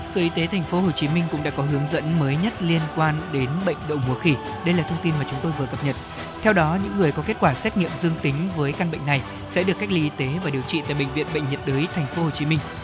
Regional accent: Thanh Hóa, Vietnam; thanh hóa quê tôi

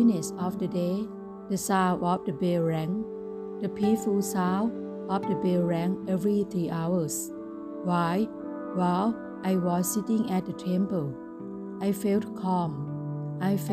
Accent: Thailand; In my home country of Thailand

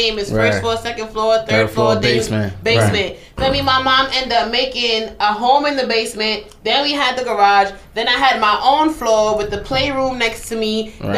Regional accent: New York City, New York, United States; I'm from Canarsie.

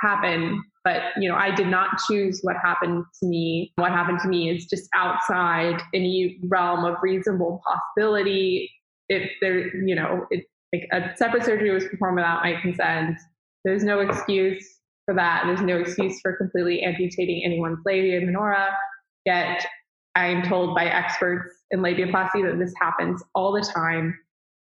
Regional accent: Dallas, Texas, United States; I'm from Dallas, Texas.

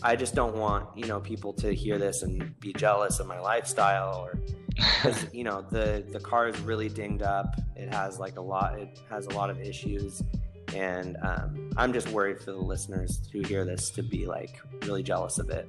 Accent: Northern California, United States; I'm from Northern California where there's a lot of like broy people

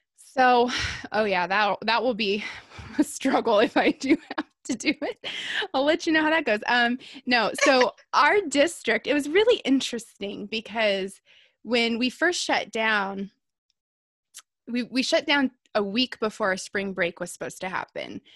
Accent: Southern California, United States; I live in Southern California. I was born and raised in Southern California

